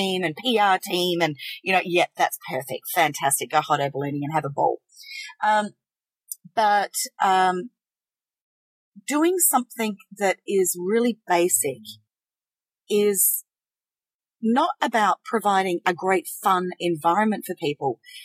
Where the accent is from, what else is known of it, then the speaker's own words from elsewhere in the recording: South Australia, Australia; we're from South Australia